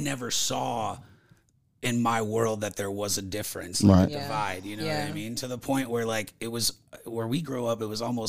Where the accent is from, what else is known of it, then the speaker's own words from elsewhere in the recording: Flint, Michigan, United States; Where I grew up in Flint, Michigan.